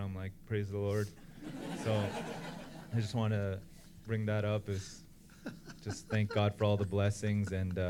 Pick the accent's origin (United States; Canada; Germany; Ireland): Canada; Ontario; moved away; my parents tried to introduce me to half the girls at our church back in Ontario